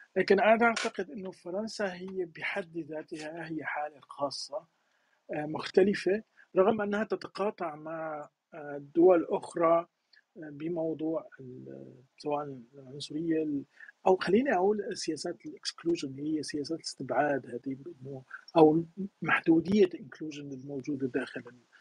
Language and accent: Arabic; Syria; moved away as an adult; أنا مثلاً من سوريا